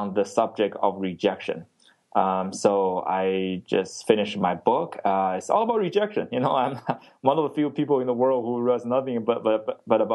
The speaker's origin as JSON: {"language": "English", "country": "China", "tie": "born or raised there", "moved": "yes", "lives_now": "Texas, United States", "said": "I grew up in China"}